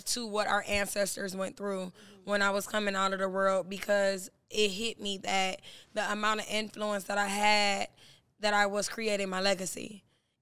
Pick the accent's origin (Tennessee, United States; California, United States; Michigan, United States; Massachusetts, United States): Michigan, United States; Detroit; moved away; also born or lived in Miami; I'm from Detroit.